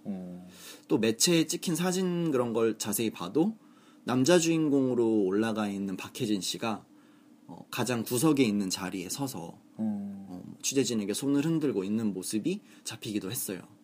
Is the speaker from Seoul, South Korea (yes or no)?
yes; Seoul, South Korea; 저는 서울 사람이기 때문에